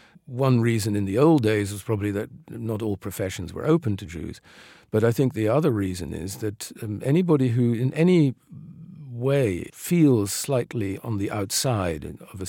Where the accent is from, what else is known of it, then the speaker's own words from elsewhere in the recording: The Hague, South Holland, Netherlands; English is a second language; The idea that glamour is always somewhere else was more the effect of growing up in The Hague, which is, it's not a village, but it's a relatively provincial city.